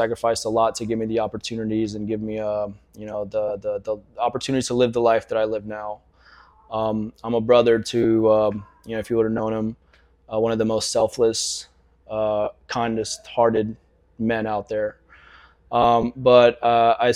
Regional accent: Jacksonville, Florida, United States; also born or lived in Albania; growing up here

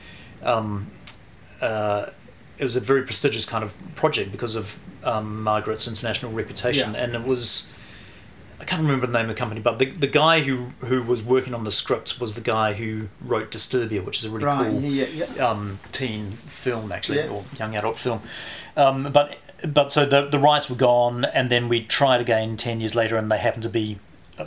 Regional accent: Christchurch, Canterbury, New Zealand; also born or lived in Singapore / Geraldine; We came back from Singapore, went to Geraldine, lived in Geraldine for 5 years, and then came up to Christchurch

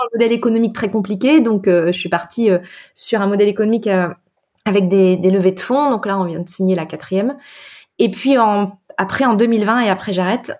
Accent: northern France, France; moved away; also born or lived in Brittany; moi je suis bretonne de cœur hein, d'adoption parce que j'ai grandi dans le nord de la France

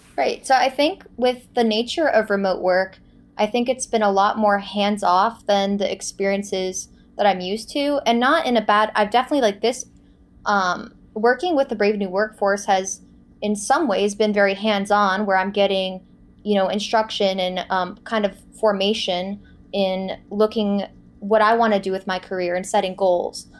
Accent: Boca Raton, Florida, United States; moved away as an adult; also born or lived in Los Angeles; my hometown of Boca Raton, Florida

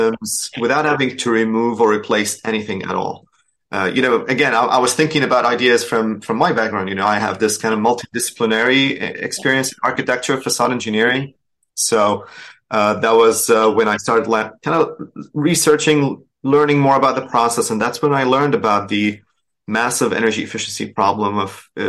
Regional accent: Damascus, Damascus Governorate, Syria; English is a second language; moved away as an adult; also born or lived in Dubai / Boston; now in Houston, United States; I'm originally from Syria, so I grew up in Damascus, graduated from Damascus University

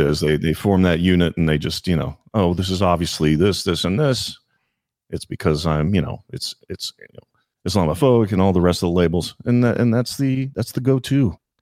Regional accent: Virginia, United States; moved away as an adult; also born or lived in Washington, D.C.; I grew up on the other side of the river in, uh, uh, Virginia

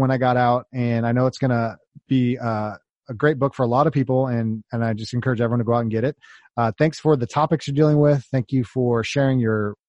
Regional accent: California, United States; I grew up in California

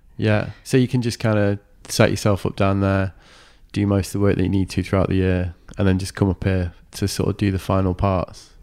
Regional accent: Manchester, North West England, United Kingdom; now in Brighton, United Kingdom; I'm from Manchester

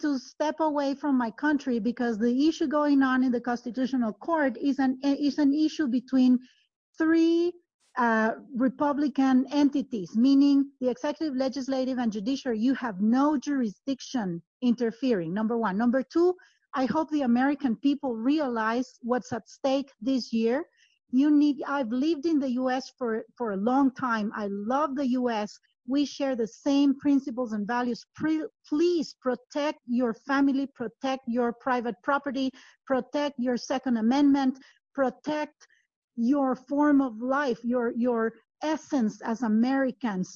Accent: Guatemala; moved away; also born or lived in Italy; I moved back to Guatemala from Italy

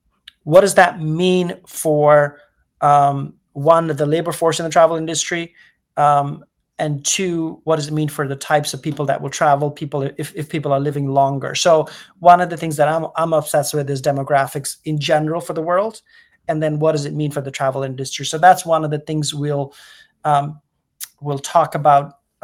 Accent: India; also born or lived in United Kingdom; now in United States; And I'm technically British. I was born in UK. My family is from India. I grew up between India and now US and UK.

